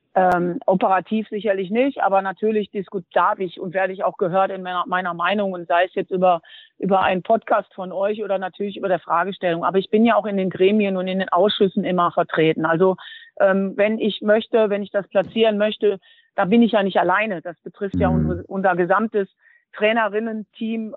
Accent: Duisburg, North Rhine-Westphalia, Germany; Duisburg wird immer meine Heimat bleiben

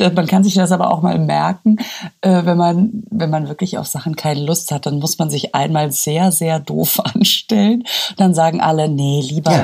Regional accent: Münster, North Rhine-Westphalia, Germany; moved away; Ich war ja in Münster, in meiner Heimatstadt

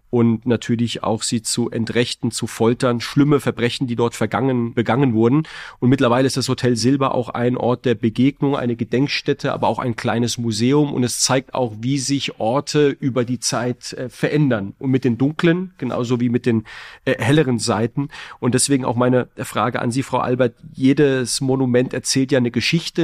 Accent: Heidelberg, Baden-Württemberg, Germany; Ich komme ja aus Heidelberg

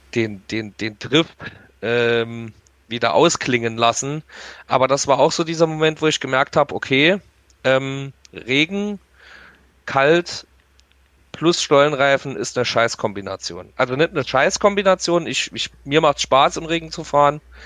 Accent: Saarland, Germany; Bei uns im Saarland

